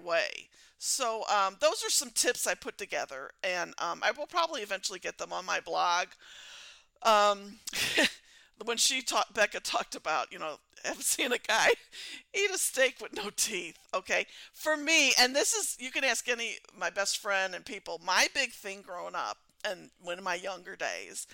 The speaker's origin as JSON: {"language": "English", "region": "Missouri", "country": "United States", "said": "I'm from Missouri and we're known as the show me state"}